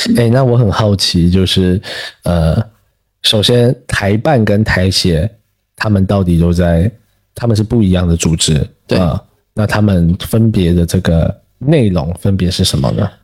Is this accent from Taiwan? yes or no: yes; Taiwan; moved away; also born or lived in Fujian; 你不说我不说我是台湾人或是怎样子，就是我感觉就是我们都会一样，甚至连 对 闽南语方言其实都一样